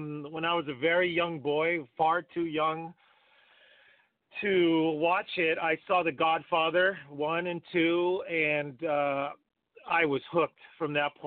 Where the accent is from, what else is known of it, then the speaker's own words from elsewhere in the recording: San Francisco, California, United States; moved away as an adult; now in Los Angeles, United States; I grew up in San Francisco. I spent most of my life there, and then I moved to LA probably 14 years ago